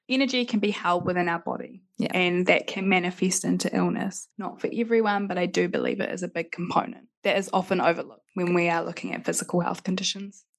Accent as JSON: {"language": "English", "town": "Christchurch", "region": "Canterbury", "country": "New Zealand", "also_born_or_lived": "Adelaide", "said": "I'm from Christchurch"}